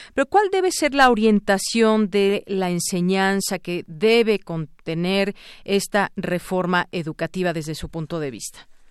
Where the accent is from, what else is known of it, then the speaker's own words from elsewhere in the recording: Mexico; como mexicanos